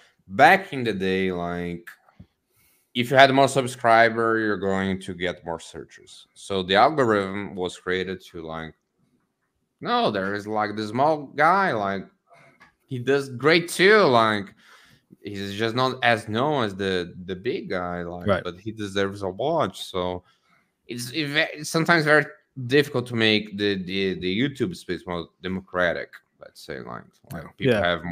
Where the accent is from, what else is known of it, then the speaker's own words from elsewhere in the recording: Brazil; English is a second language; moved away; I'm a Brazilian. Like, I talk funny. My accent is weird